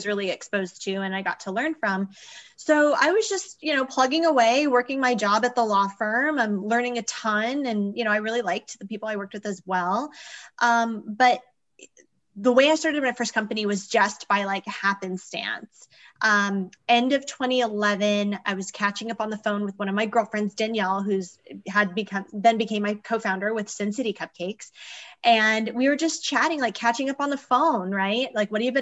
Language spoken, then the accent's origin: English; Arizona, United States; now in Las Vegas, United States; I'm an entrepreneur in Las Vegas, Nevada, originally from Arizona